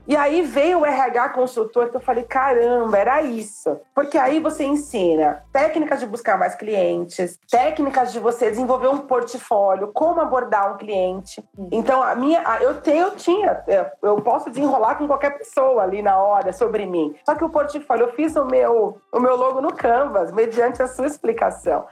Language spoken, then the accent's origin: Portuguese; São Paulo, Brazil; sou de São Paulo